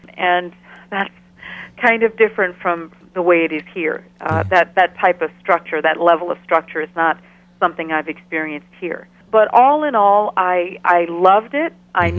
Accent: Ghana; also born or lived in Chicago, United States; now in Albany, United States; I grew up in Ghana, in West Africa. I was actually born in Chicago, and at the age of five, I moved with my family to Ghana

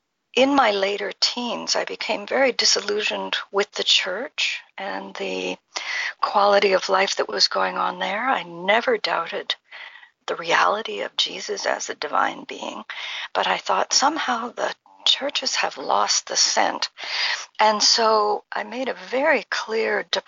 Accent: Ottawa Valley, Ontario, Canada; also born or lived in Haifa, Israel; I grew up in Canada in a village near our capital, Ottawa. It was referred to as the Ottawa Valley

